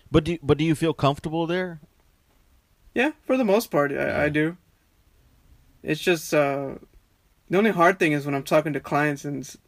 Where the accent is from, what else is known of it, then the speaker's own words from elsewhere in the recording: Texas, United States; now in Australia; I definitely don't talk like I'm from Texas with the, you know, the cowboy accent.